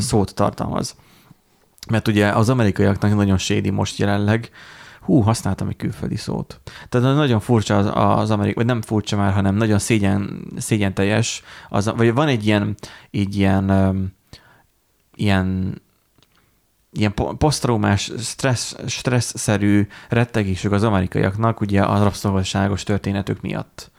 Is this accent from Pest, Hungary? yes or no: no; Borsod-Abaúj-Zemplén, Hungary; Borsodiak vagyunk